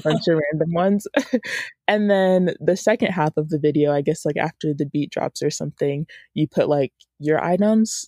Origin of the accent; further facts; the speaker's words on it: Woodstock, Georgia, United States; I am from Woodstock, Georgia, which is, um, just like a little, little town about thirty minutes north of Atlanta, and I've grown up here most of my life